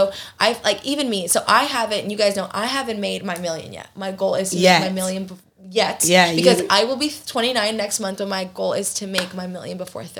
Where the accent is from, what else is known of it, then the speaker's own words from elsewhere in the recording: Georgia, United States; moved away as an adult; now in Houston, United States; until we moved to Houston, because we're originally from Georgia